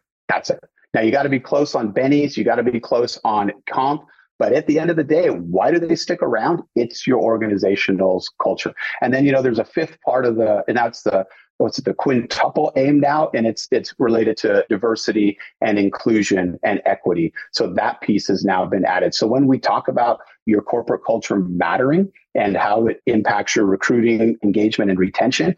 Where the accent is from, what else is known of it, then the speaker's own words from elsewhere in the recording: Southern California, United States; I grew up in SoCal